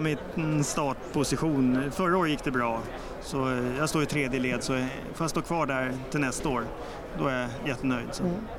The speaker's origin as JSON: {"language": "Swedish", "town": "Stockholm", "region": "Stockholm County", "country": "Sweden", "said": "Jag är sörlänning från Stockholm"}